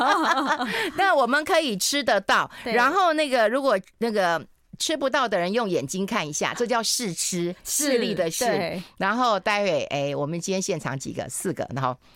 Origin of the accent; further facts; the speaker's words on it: Taiwan; 我们台湾人怎么可以不看她？